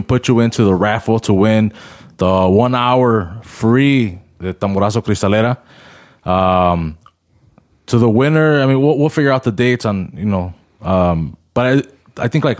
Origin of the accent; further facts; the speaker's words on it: Chicago, Illinois, United States; We're all from Chicago.